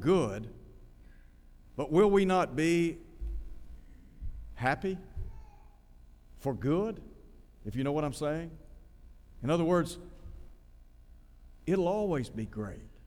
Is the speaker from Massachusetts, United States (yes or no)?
no; Chattanooga, Tennessee, United States; also born or lived in Nashville, Tennessee; I grew up in Chattanooga